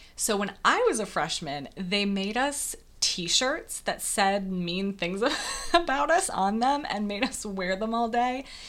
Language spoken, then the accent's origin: English; Wisconsin, United States; moved away; I grew up in a very, very small town in Wisconsin